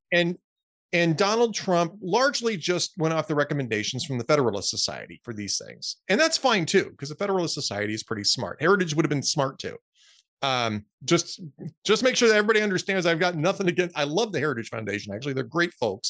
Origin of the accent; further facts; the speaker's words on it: Los Angeles, California, United States; moved away; I grew up in Los Angeles.